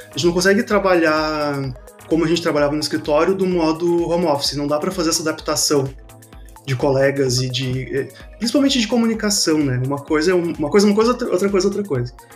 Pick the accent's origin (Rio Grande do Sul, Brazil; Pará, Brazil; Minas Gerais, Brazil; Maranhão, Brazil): Rio Grande do Sul, Brazil; Porto Alegre; mesmo estando em Porto Alegre, sou de Porto Alegre